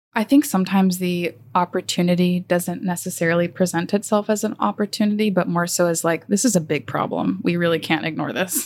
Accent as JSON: {"language": "English", "town": "Magnolia", "region": "Texas", "country": "United States", "tie": "born or raised there", "also_born_or_lived": "Austin, Texas / Houston, Texas", "said": "I grew up in Magnolia, Texas"}